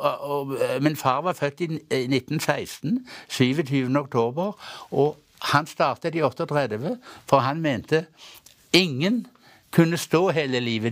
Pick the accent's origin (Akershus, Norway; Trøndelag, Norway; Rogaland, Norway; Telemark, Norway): Rogaland, Norway; Hjelmeland; der jeg kommer fra opprinnelig. Hjelmeland i Ryfylke.